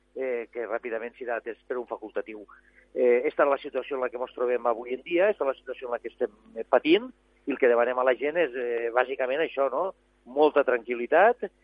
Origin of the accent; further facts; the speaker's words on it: Arnes, Catalonia, Spain; jo he baixat avui des del meu poble, he baixat des d'Arnes